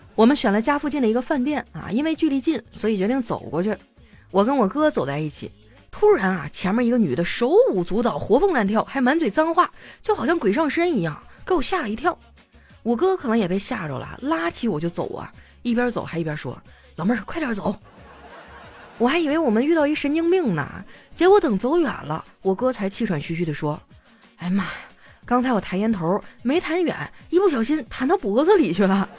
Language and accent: Chinese; Northeast China, China; moved away; 我们东北人真的太爱喝酒了